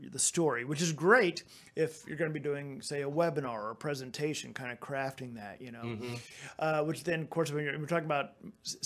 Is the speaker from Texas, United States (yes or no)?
yes; Texas, United States; I'm from Texas